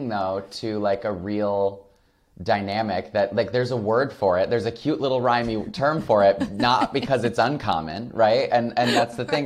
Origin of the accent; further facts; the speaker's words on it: Flint, Michigan, United States; moved away as an adult; also born or lived in Los Angeles; I grew up queer in Flint, Michigan